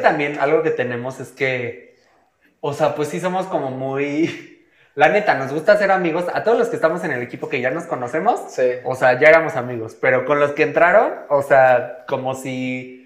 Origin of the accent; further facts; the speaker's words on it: Mexico; estamos en México